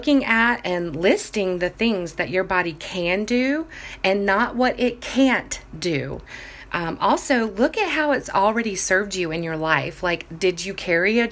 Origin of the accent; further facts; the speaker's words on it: Jacksonville Beach, Florida, United States; I grew up in Jacksonville Beach, Florida, where bathing suits were basically everyday attire